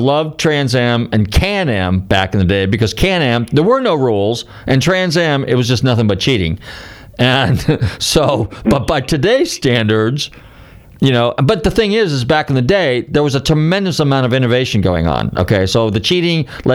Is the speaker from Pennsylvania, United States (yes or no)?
no; California, United States; I'm from California